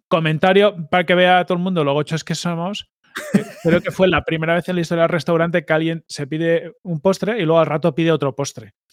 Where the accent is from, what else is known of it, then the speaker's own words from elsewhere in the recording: Táchira, Venezuela; yo mira que yo soy gocho